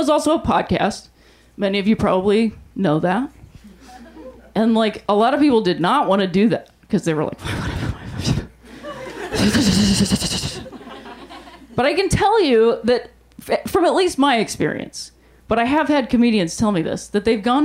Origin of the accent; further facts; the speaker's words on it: Ohio, United States; I'm from Ohio